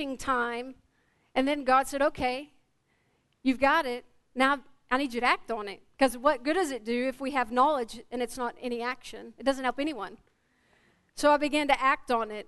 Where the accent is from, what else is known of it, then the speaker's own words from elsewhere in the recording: Quitman, Texas, United States; also born or lived in Tyler, Texas; I'm from this area. I'm actually from the Quitman, Texas area